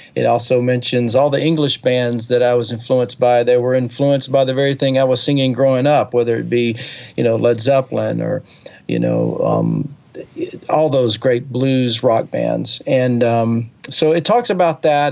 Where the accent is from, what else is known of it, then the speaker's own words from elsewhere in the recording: Alabama, United States; also born or lived in California; now in Nashville, United States; I grew up in Alabama